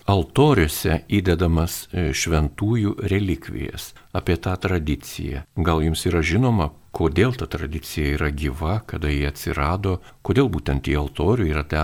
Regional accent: Lithuania; mes lietuviai gyvenantis šiaurėje Lietuvoje, gana toli nuo krikščionybės centrų

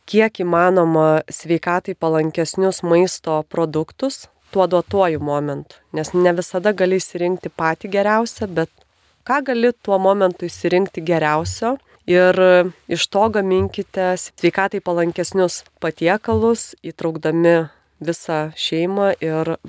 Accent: Lithuania

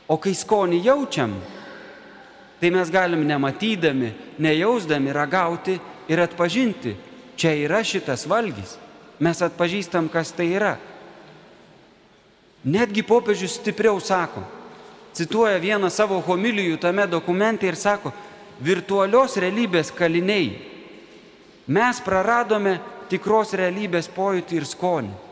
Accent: Lithuania; mes esam krikščionys. Tai didelė malonė. Kitas atsakymas bus, kad mes esam lietuviai. Tie, kurie myli Lietuvą, tie, kuriems buvo dovanota čia gimti ar čia gyventi.

